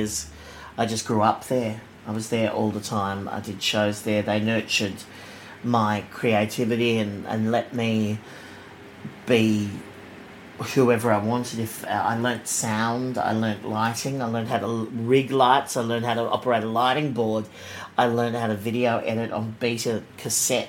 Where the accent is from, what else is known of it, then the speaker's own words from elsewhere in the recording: Sydney, New South Wales, Australia; I grew up in Bexley, in the south of Sydney